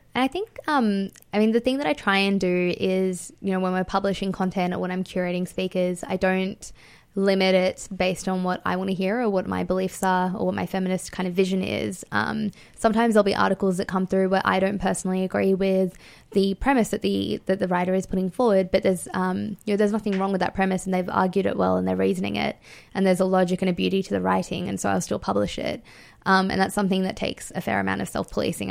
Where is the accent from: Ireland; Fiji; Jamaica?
Fiji; now in Australia; I was born in Fiji, um, and I'm Indian and I live in Australia.